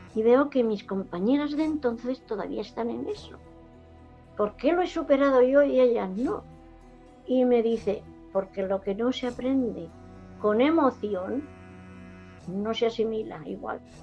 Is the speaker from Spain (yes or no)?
yes; Jumilla, Region of Murcia, Spain; moved away; also born or lived in Alicante; yo nací aquí en Jumilla